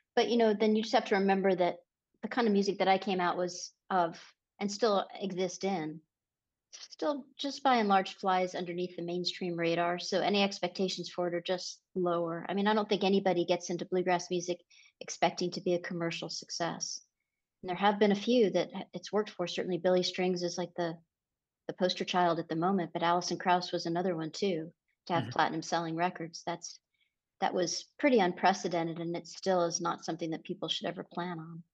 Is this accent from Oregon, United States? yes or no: no; San Diego, California, United States; moved away; also born or lived in San Francisco, California; I grew up in La Jolla